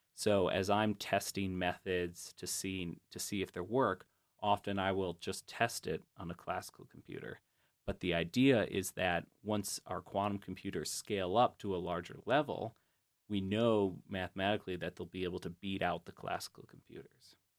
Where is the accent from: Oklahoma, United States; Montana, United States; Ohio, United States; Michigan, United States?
Michigan, United States; Grand Rapids; I'm from Grand Rapids, Michigan